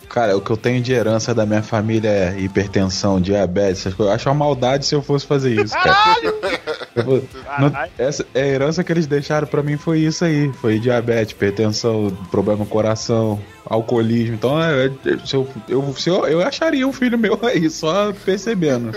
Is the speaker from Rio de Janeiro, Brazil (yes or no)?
yes; Rio de Janeiro, Brazil; now in São Paulo, Brazil; eu sou do Rio e eu sou da, da, da, parte que é, que é a mais escrota